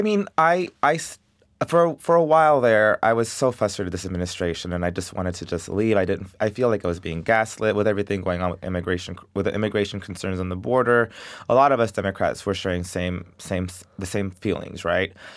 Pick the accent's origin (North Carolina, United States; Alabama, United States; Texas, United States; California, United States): Texas, United States; Del Rio; I love Dario. I love my hometown